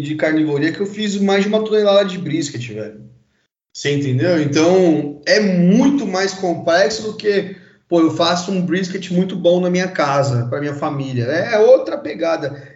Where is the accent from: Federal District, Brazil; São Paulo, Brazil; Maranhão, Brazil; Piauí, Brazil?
São Paulo, Brazil; sou paulista, nascido aqui em São Paulo mesmo